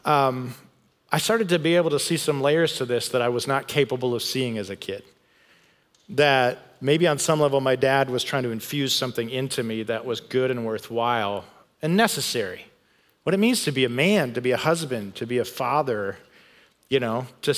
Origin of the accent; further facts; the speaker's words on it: Grand Rapids, Michigan, United States; I grew up in West Michigan where, man, they see snow and cold there quite a bit, in Grand Rapids, Michigan